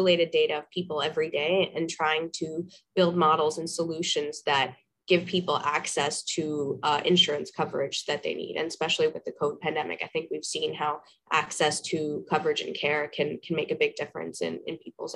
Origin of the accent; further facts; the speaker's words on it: Toronto, Ontario, Canada; also born or lived in Karachi, Pakistan; I was born in Karachi, Pakistan, and raised in Toronto, Canada.